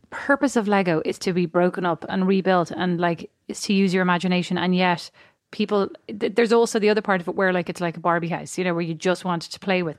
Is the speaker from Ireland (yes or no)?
yes; Ireland; I'm Irish.